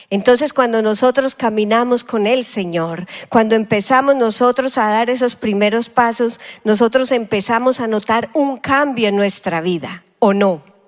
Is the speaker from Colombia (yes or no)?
yes; Colombia; now in United States; como decimos en Colombia